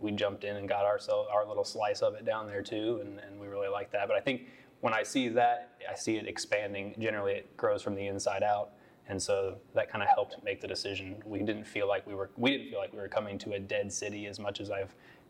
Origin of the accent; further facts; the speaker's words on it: Columbus, Ohio, United States; moved away as an adult; now in Kinston, United States; I come from Columbus, Ohio. I lived there for the first 30 or 31 years